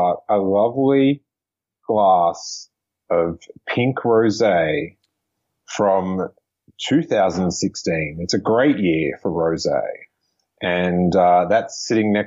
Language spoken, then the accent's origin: English; Australia; moved away as an adult; now in United States; from Australia